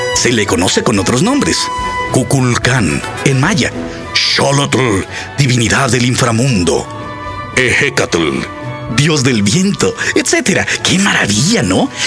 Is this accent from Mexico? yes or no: yes; Mexico; como mexicanos orgullosos